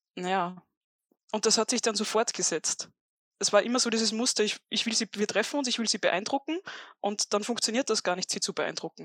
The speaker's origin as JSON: {"language": "German", "region": "Upper Austria", "country": "Austria", "said": "als eigentlich Oberösterreicherin"}